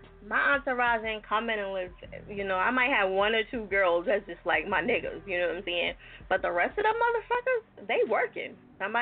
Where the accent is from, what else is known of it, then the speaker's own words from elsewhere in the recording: New Jersey, United States; I'm from Jersey